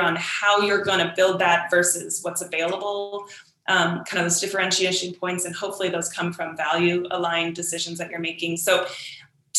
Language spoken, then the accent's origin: English; San Diego, California, United States; growing up in San Diego